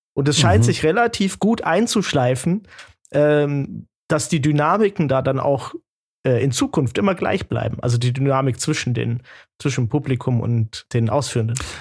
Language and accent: German; Swabian Jura, Baden-Württemberg, Germany; moved away as an adult; also born or lived in Berlin; now in Munich, Germany; Jan und ich, wir sind ja auf der Alp groß geworden